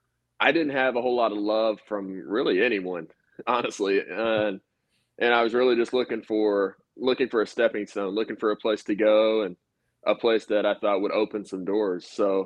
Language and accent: English; Arkansas, United States; A lot of people are under this impression that growing up in Arkansas, that I was a huge, you know, that I was this biased Razorback fan